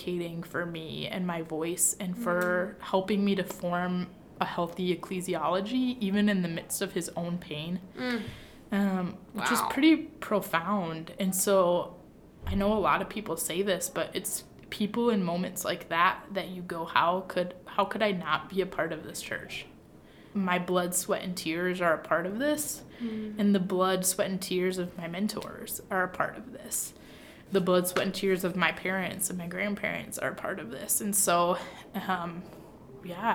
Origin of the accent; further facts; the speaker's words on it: Michigan, United States; also born or lived in Kankakee, Illinois; now in Hammond, United States; I'm from Michigan